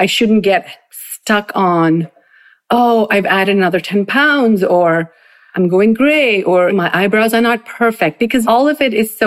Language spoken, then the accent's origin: English; Bangalore, Karnataka, India; moved away as an adult; now in New Jersey, United States; Growing up in Bangalore was really fabulous